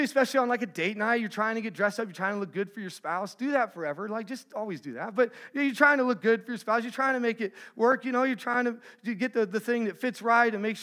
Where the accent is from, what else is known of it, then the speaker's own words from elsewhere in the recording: Texas, United States; I'm from Texas